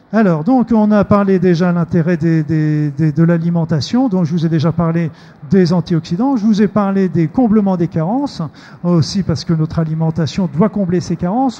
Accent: Normandy, France; je suis normand

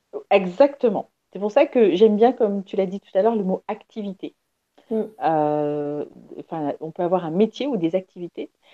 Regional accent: Paris, Île-de-France, France; je suis née à Paris

